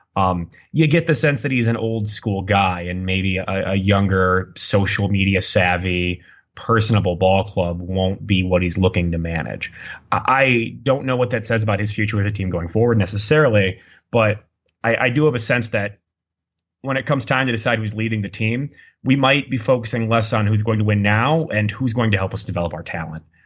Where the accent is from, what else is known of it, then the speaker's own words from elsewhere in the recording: United States; accent: very American; my very American accent